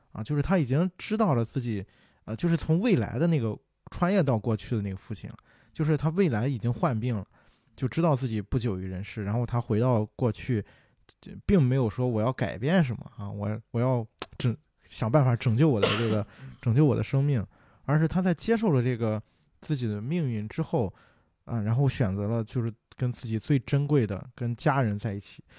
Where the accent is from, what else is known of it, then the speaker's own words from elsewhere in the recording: Qingdao, Shandong, China; 黄岛路，还有什么那个，呃，博山路那边儿，啊，就是因为小时候在那边儿长大的嘛